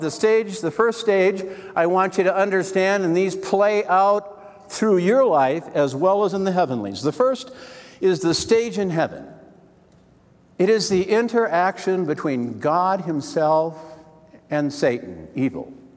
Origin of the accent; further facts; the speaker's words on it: Wisconsin, United States; I was born in Wisconsin